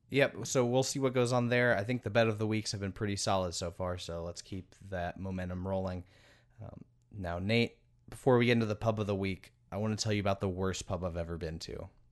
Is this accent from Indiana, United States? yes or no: yes; Indianapolis, Indiana, United States; in my hometown of Indianapolis